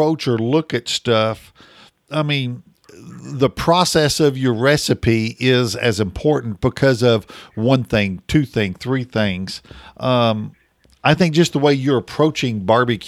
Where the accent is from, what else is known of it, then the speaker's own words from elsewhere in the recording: Oklahoma, United States; I'm from Oklahoma